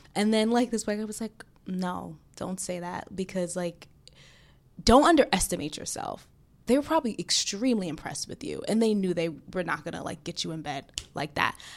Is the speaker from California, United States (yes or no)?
no; New York, United States; growing up in Brooklyn